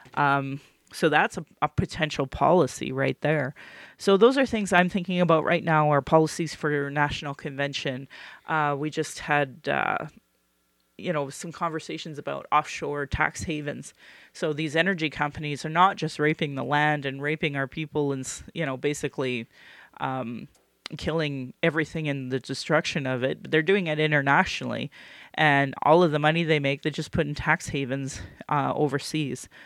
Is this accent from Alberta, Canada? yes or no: yes; Calgary, Alberta, Canada; born or raised there